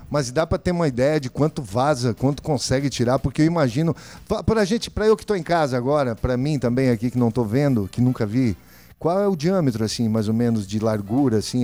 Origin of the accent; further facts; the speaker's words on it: Campo Novo do Parecis, Mato Grosso, Brazil; now in Cáceres, Brazil; venho de Campo Novo